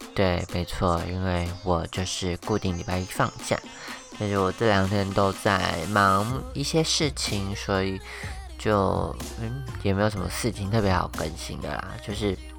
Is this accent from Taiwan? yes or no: yes; Taoyuan, Taiwan; 我们在我们家乡开店，一间日本料理店这样子